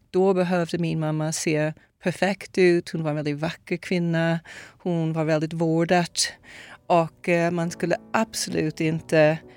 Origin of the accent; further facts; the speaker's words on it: Brazil; moved away; Jag föddes i Brasilien 1967.